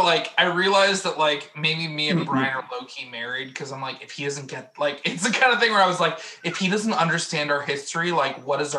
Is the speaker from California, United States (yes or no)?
no; Missouri, United States; I'm from Missouri.